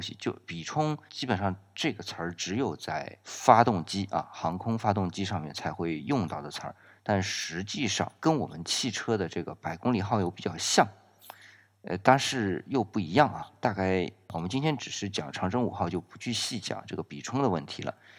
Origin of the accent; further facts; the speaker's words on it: China; 我们中国啊，因为我们的火箭是从导弹这边延伸出来的